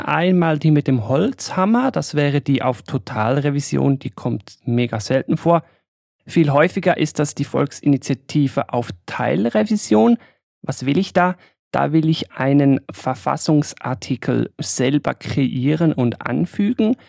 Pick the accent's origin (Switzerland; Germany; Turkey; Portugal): Switzerland; als Schweizer